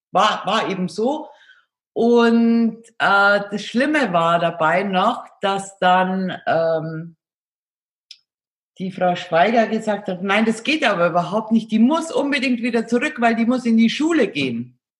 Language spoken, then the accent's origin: German; Bavaria, Germany; ich {S0} bin in Augsburg geboren, und bin aufgewachsen in einem kleinen Ort äh, in der Nähe von Augsburg und bin aber schon sehr früh ins Internat gekommen